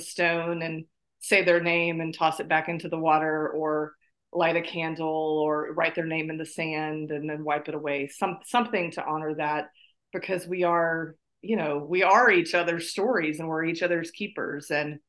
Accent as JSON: {"language": "English", "region": "South Carolina", "country": "United States", "tie": "born or raised there", "moved": "yes", "said": "I was born in North Carolina, grew up in South Carolina, now live in North Carolina again"}